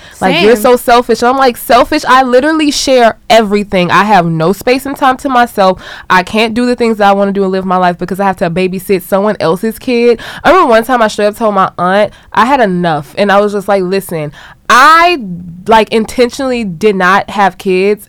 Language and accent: English; Louisiana, United States; moved away as an adult; also born or lived in Baton Rouge / Shreveport / Lafayette / New Orleans; now in Los Angeles, United States; I'm originally from Louisiana, and I say all parts because I was born in Baton Rouge. I was raised in Shreveport, grew up in Lafayette as well